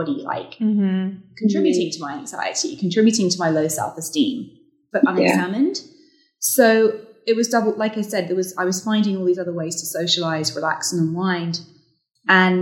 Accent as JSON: {"language": "English", "country": "United Kingdom", "tie": "born or raised there", "moved": "yes", "said": "growing up as a Brit working in magazine journalism"}